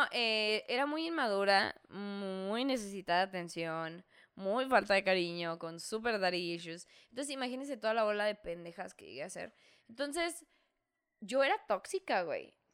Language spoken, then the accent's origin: Spanish; northern Mexico, Mexico; pero como somos norteños, luego digo, ah, no, sí.